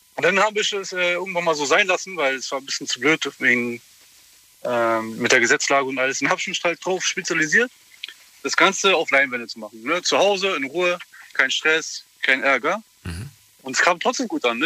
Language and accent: German; Berlin, Germany; moved away as an adult; also born or lived in Hamburg; ich bin jetzt in Berlin geboren und ich kenne eigentlich nur Großstadt. Jetzt bin ich in ein, in ein kleines Dorf gezogen